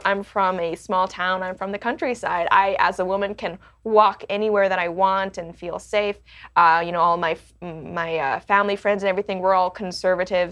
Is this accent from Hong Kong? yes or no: yes; Hong Kong; now in Canada; I was born in Canada, but I didn't grow up in Canada. I grew up in Hong Kong